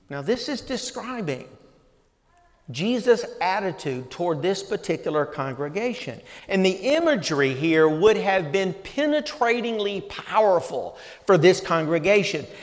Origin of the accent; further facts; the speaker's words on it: the South, United States; growing up in the South